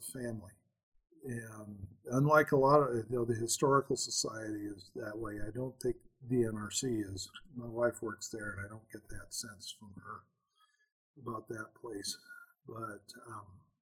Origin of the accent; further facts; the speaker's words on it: Helena, Montana, United States; I grew up here in Helena